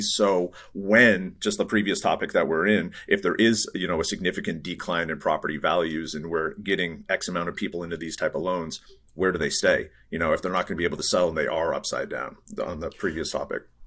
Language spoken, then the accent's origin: English; New England, United States; now in Bay Area, United States; I grew up in New England. I'm, uh, you know, grew up in the East Coast.